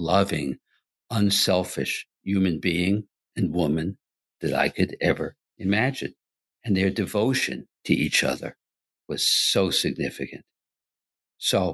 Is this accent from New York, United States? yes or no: yes; New York City, New York, United States; I grew up primarily in Queens, New York. We moved there when I was 5 years old